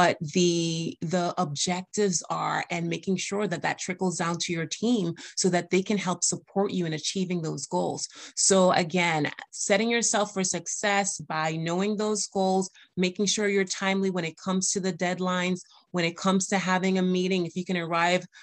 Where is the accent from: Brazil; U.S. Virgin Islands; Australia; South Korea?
U.S. Virgin Islands; I'm from the Caribbean American, from the U.S. Virgin Islands. And I do have an accent sometimes